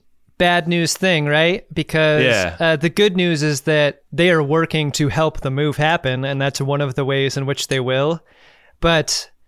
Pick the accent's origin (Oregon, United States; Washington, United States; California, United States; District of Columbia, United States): Washington, United States; Seattle; moved away as an adult; My family moved around when I was very young, but once we settled in Seattle